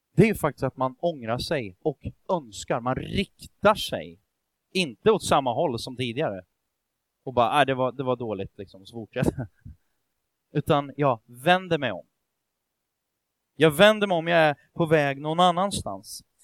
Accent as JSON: {"language": "Swedish", "country": "Sweden", "said": "Vi är ju ändå svenskar"}